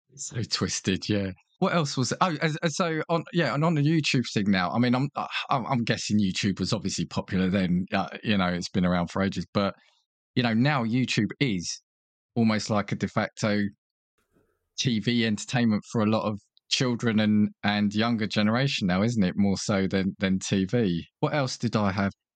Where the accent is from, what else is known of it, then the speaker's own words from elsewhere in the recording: United Kingdom; as a British viewer